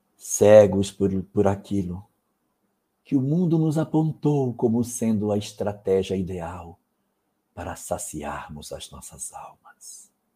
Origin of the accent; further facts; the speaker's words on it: Amapá, Brazil; o estado onde eu nasci